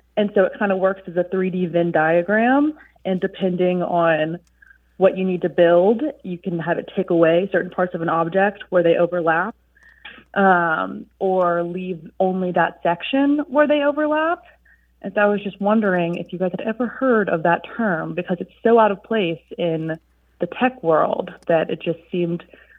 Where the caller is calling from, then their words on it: Savannah, Georgia, United States; I'm calling from Savannah, Georgia.